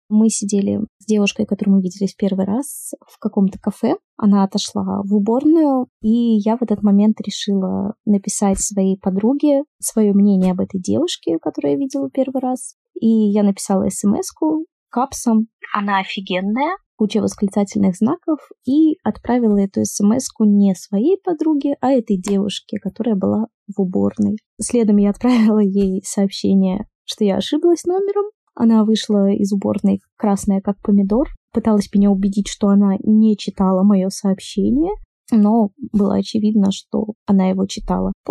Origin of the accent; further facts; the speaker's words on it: Saint Petersburg, Russia; я из Санкт-Петербурга, я бисексуалка.